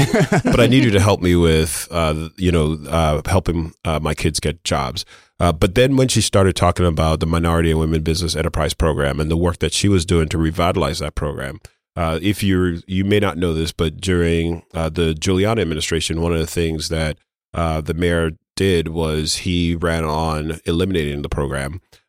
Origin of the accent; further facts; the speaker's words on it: Brooklyn, New York, United States; You know, I grew up in Brooklyn. You know, I went to Brooklyn Tech. I'm a Brooklyn person.